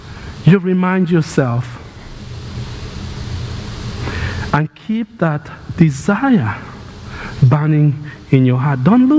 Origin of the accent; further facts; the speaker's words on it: Kenya; moved away as an adult; now in United States; I grew up in Kenya. But I've lived about half my life in Kenya and half my life in the United States. My childhood was in Kenya